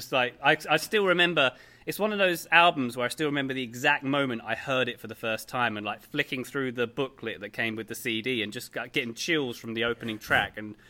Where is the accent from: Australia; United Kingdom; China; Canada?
United Kingdom; England; I'm from England, so if you just give me a moment, I'd like to play the British National Anthem.